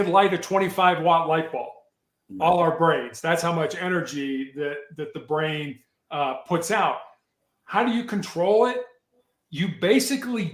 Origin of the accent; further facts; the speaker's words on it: Chicago, Illinois, United States; moved away; When I was growing up in Chicago